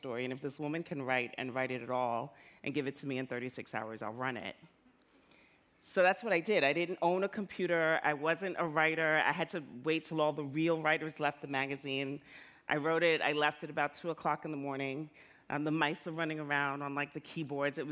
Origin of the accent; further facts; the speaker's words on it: New York, United States; also born or lived in Jamaica; I felt as a kid growing up in the South Bronx, a Jamaican immigrant